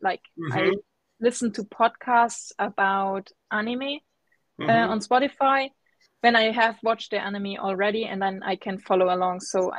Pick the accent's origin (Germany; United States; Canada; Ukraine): Germany; accent: German; first language German; English is a second language; my native language, German. Mm-hmm. And then I've learned English mostly in school.